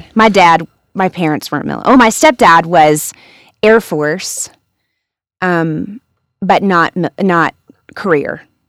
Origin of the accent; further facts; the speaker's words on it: Corpus Christi, Texas, United States; now in Denver, United States; I grew up in Corpus Christi, Texas, but on the outskirts, and I was in FFA and 4-H.